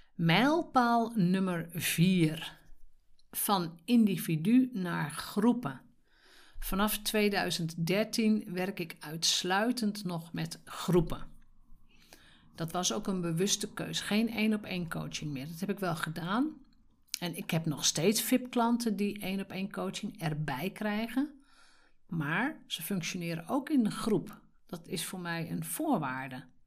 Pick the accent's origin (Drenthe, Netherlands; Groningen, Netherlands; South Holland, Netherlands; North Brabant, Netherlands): Drenthe, Netherlands; Als Drents meisje